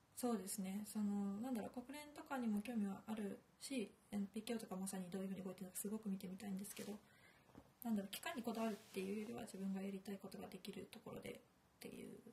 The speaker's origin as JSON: {"language": "Japanese", "town": "Kobe", "region": "Hyogo", "country": "Japan", "tie": "born or raised there", "said": "神戸の出身"}